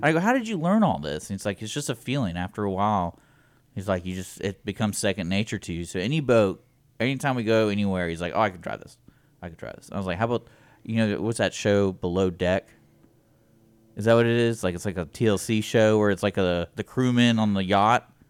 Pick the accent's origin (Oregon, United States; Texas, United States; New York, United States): Texas, United States; Houston; I grew up in Houston